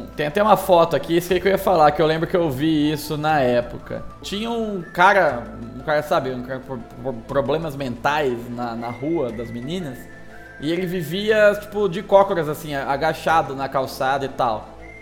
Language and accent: Portuguese; Mirassol, São Paulo, Brazil; a minha terra natal, a cidade de Mirassol